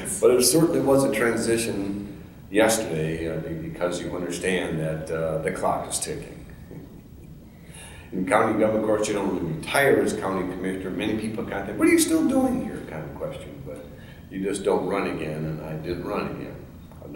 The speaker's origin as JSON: {"language": "English", "town": "Fridley", "region": "Minnesota", "country": "United States", "tie": "born or raised there", "said": "I was born in Fridley. We were born in the milk house behind Uncle George's farmhouse in Fridley, right on the edge of Moore Lake"}